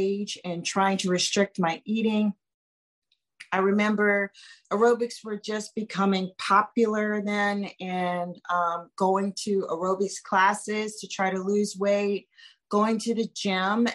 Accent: New Orleans, Louisiana, United States; I grew up in New Orleans

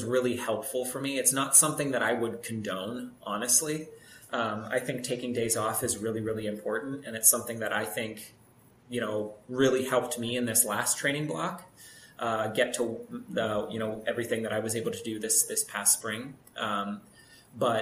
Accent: Pittsburgh, Pennsylvania, United States; I grew up in Pittsburgh, so I was just in the suburbs

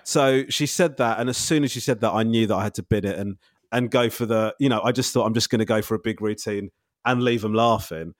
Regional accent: Crawley, South East England, United Kingdom; I was brought up in Crawley

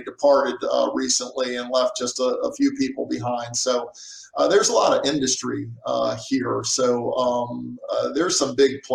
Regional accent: Annapolis, Maryland, United States; also born or lived in Central Virginia; now in Dubuque, United States; I'm in this wooded area outside of where I lived, close by Annapolis, Maryland

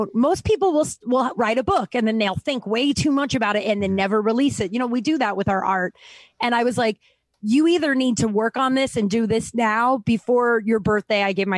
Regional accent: Littleton, Colorado, United States; I grew up in Littleton, Colorado, where my history was very whitewashed.

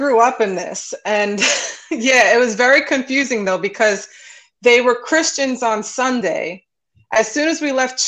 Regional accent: New York City, New York, United States; I grew up in Brooklyn

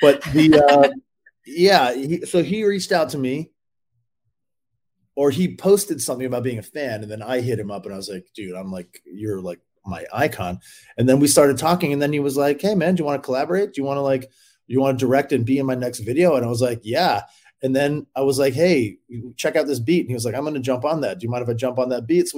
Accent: Canada; I'm Canadian.

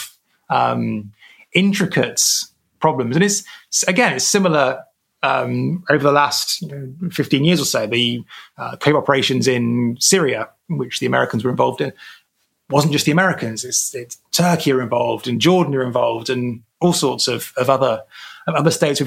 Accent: United Kingdom; as a Brit

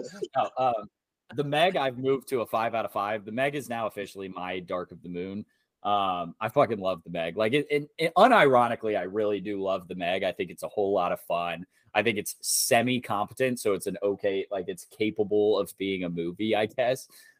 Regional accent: Chicago, Illinois, United States; I was born in Chicago.

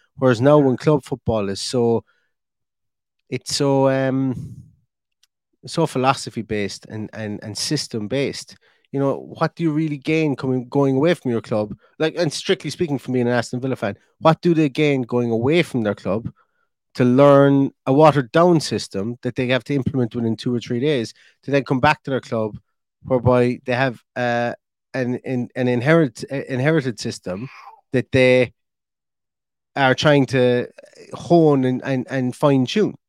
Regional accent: Ireland; I'm an Irishman

